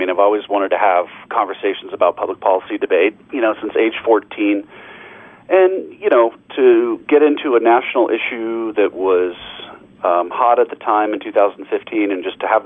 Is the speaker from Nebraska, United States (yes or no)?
no; Denver, Colorado, United States; also born or lived in Waco, Texas / Rochester, New York; ultimately moved home to my hometown, Denver, Colorado